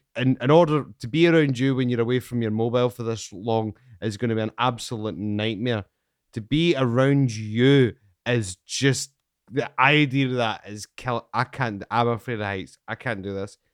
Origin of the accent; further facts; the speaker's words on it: Scotland, United Kingdom; I'm from Scotland